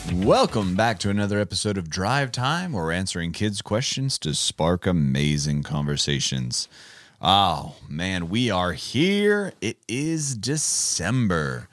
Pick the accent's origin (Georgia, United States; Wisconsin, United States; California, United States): California, United States; moved away; I'm from California